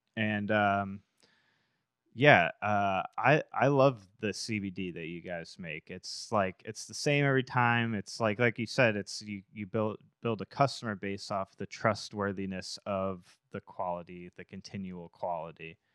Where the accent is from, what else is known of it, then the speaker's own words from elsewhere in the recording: Massachusetts, United States; I grew up in Mass